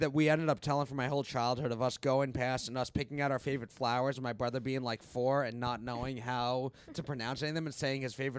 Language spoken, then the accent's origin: English; New York, United States; I grew up in New York